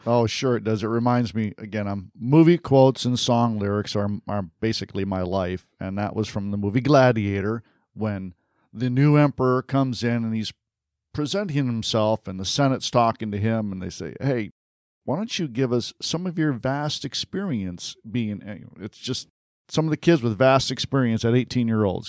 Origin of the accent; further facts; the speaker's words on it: Michigan, United States; moved away; I'm from Michigan originally, so I'm a Sparty